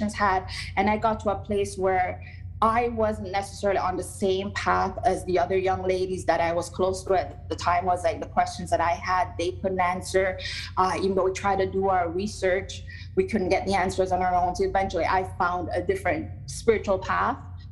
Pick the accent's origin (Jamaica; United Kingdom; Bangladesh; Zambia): Jamaica; moved away; even as a young person growing up in Jamaica